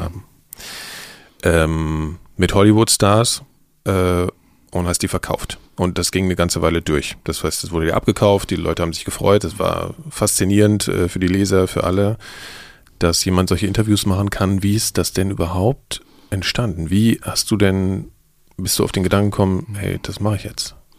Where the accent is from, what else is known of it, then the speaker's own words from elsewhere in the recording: Berlin, Germany; ich war so selbst als Berliner